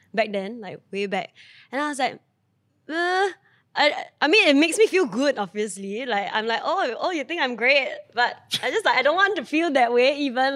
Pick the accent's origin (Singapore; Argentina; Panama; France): Singapore; we grew up in Singapore